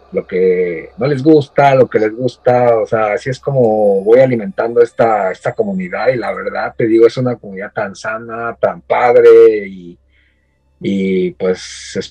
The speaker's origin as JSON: {"language": "Spanish", "town": "Ecatepec", "region": "State of Mexico", "country": "Mexico", "moved": "as an adult", "lives_now": "Japan", "said": "vengo del Estado de México, vengo de Catepec, o sea, imagínate. De Catepunk, vengo del barrio Bravo"}